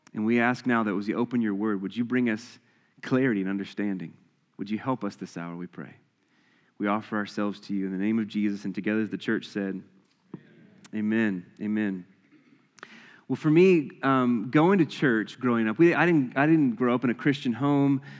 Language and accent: English; the Bible Belt, the South, United States; growing up in the Bible Belt